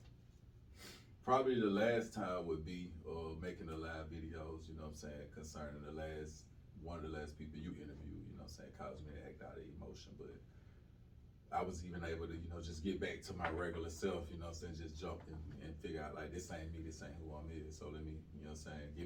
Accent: Sumter County, Alabama, United States; also born or lived in Tuscaloosa, Alabama; I'm from Alabama. Small town in Alabama, Sumter County, you know what I'm saying? Population of about 1,500 people

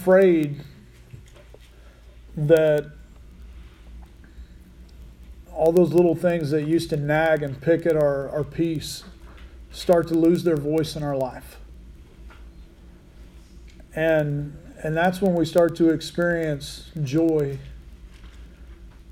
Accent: Laverne, Oklahoma, United States; now in Buffalo, United States; I grew up in Laverne.

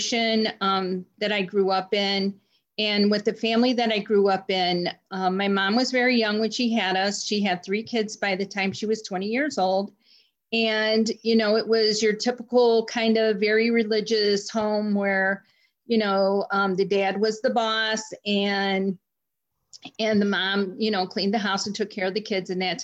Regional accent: Cleveland, Ohio, United States; I am from Cleveland, Ohio, born and raised there

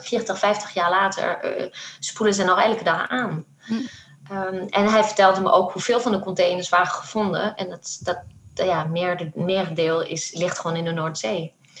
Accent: France; moved away; ik kwam uit Frankrijk

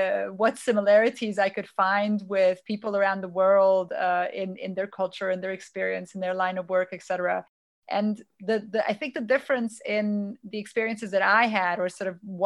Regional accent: United States; born or raised there; moved away as an adult; also born or lived in Romania / France; now in Germany

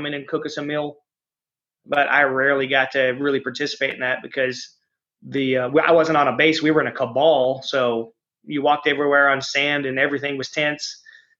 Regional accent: United States

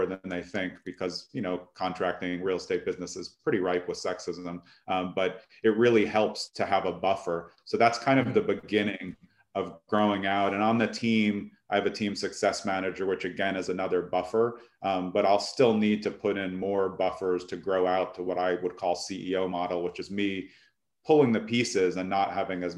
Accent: New York City, New York, United States; also born or lived in California / Essex County, New Jersey; now in New Jersey, United States; I grew up in Brooklyn

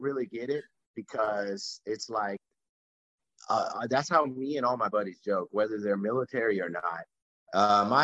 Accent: Texas, United States; I was from Texas

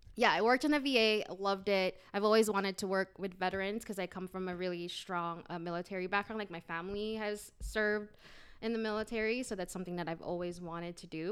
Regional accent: Guam; moved away; also born or lived in Philippines / Alhambra, California / Indianapolis, Indiana; I'm originally from Guam, but I was, um, I was born in the Philippines and then raised in Guam.

